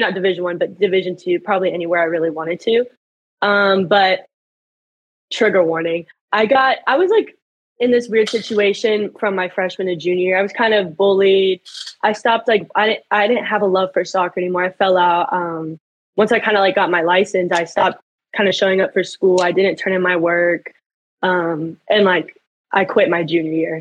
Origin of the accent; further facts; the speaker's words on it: Little Elm, Texas, United States; moved away as an adult; now in Edmond, United States; I've been in Little Elm my whole life. I went there from kindergarten to till I was a senior